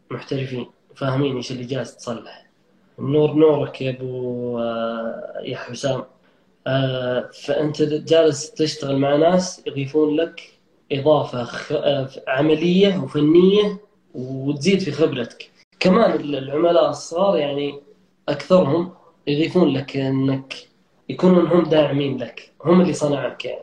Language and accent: Arabic; Saudi Arabia; أكثر وأهم الأسباب اللي خلتني أمسك مشاريع كبيرة مع جهات حكومية اني سعودي